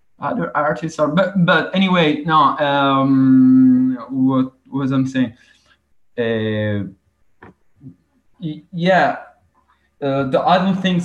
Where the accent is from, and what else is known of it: Italy; first language Italian; English is a second language